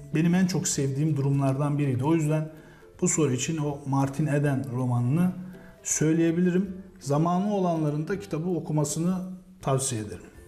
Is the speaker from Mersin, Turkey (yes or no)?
yes; Mersin, Turkey; moved away as an adult; also born or lived in Konya; now in Kahramanmaraş, Turkey; 1981 Mersin doğumluyum. İlk orta ve lise eğitimimi Mersin'de gerçekleştirdim.